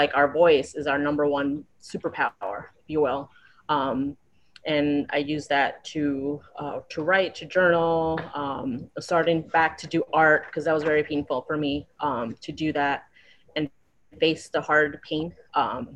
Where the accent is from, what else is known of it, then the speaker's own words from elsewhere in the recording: New York, United States; moved away as an adult; now in Florida, United States; I'm from New York. I was born and raised in New York, and I've been in Florida about 4 years.